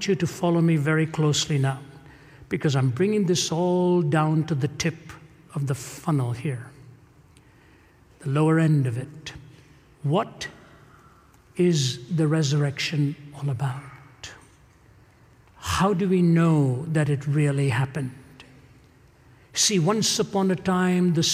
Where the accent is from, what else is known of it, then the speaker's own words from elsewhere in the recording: Delhi, India; moved away; I come from India. My father was from Kerala. My mother was from Chennai. I was raised in Delhi.